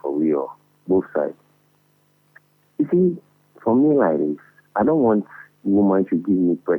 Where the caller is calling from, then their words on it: Akosombo, Eastern Region, Ghana; I'm calling from Akosombo.